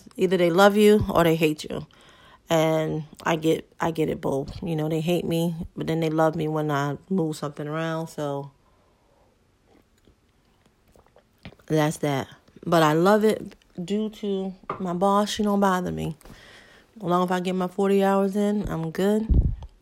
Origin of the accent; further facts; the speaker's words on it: Hartford, Connecticut, United States; born and raised in Hartford, Connecticut.